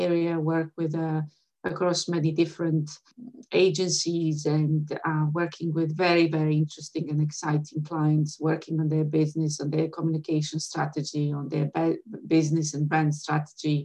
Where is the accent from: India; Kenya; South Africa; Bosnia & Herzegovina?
Bosnia & Herzegovina; Sarajevo, Federation of Bosnia and Herzegovina; moved away as an adult; now in London, United Kingdom; I was born in Sarajevo. I have been educated for the first half of my life in Sarajevo.